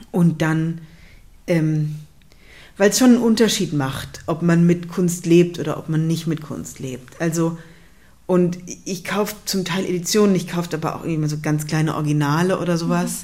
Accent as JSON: {"language": "German", "town": "Darmstadt", "region": "Hesse", "country": "Germany", "tie": "born or raised there", "also_born_or_lived": "Cologne / Zurich", "moved": "as an adult", "said": "dann bin ich eben in Darmstadt aufgewachsen"}